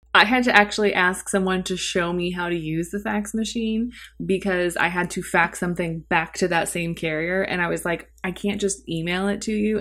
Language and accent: English; St. Louis, Missouri, United States; also born or lived in Cape Girardeau, Missouri; I've lived in Saint Louis for most of my life